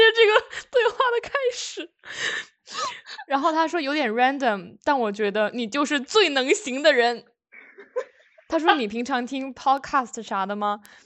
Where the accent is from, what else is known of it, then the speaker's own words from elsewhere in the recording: Shenyang, Liaoning, China; moved away as an adult; now in United States; 我们是辽宁沈阳人